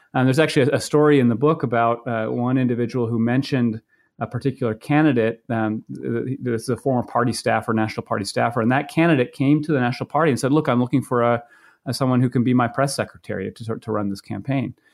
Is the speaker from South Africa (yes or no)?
no; Maine, United States; now in Iowa, United States; I grew up in Maine